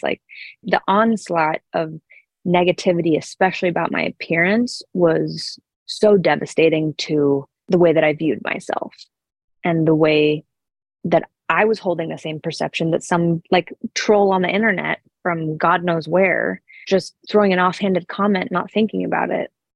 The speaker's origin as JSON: {"language": "English", "town": "Sun Valley", "region": "Idaho", "country": "United States", "tie": "born or raised there", "said": "I grew up in Sun Valley, Idaho"}